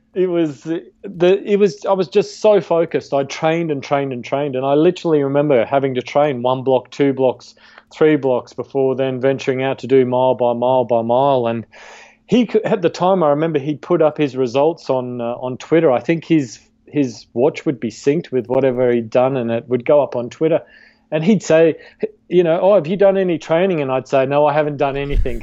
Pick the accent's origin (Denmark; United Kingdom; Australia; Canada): Australia; I was a competitive uh, cricket player, golf player, and hockey player where I grew up in Australia uh, as a kid